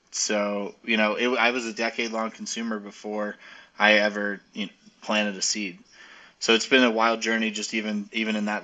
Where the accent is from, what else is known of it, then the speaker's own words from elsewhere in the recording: Arizona, United States; now in Colorado, United States; originally, I'm from Arizona, and I moved kind of all over the country, but ended up at Mizzou in Missouri for college